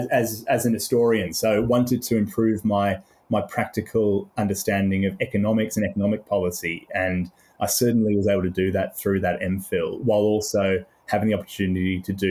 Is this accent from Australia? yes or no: yes; Australia; accent: mid-Indian Ocean; also born or lived in United Kingdom; I was born in the UK and then came to Australia. So I've got a slightly, I don't know, mid-Indian Ocean accent, whatever the correct geography would be.